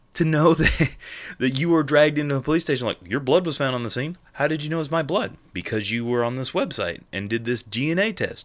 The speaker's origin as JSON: {"language": "English", "region": "England", "country": "United Kingdom", "said": "I'm from England. My family descent is very English."}